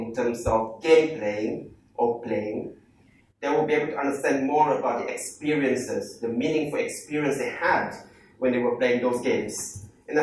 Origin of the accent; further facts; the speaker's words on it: Malaysia; I'm from Malaysia